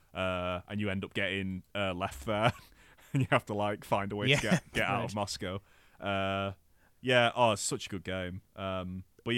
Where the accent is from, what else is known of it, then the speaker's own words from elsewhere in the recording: United Kingdom; because playing that game as like a British white kid, not knowing that the game was actually made by British people